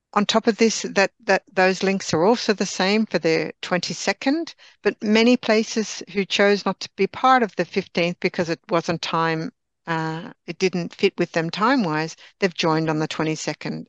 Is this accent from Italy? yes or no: no; Australia; now in Sweden; I'm Australian by birth